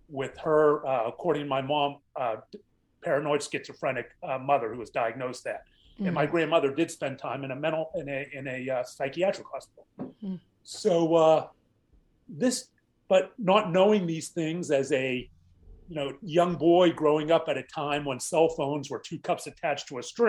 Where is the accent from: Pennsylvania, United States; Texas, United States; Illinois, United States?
Pennsylvania, United States; Pittsburgh; I grew up in Pittsburgh, Pennsylvania